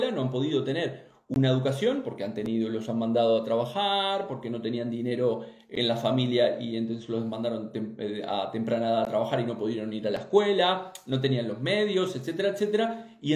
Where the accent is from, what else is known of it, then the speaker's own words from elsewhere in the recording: Uruguay; Yo también soy uruguaya.